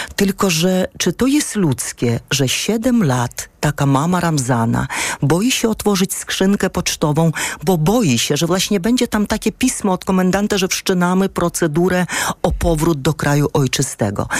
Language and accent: Polish; Ukraine; also born or lived in Ursynów, Warsaw, Poland; now in Warsaw, Poland; my mamy inny system oświaty tam na Ukrainie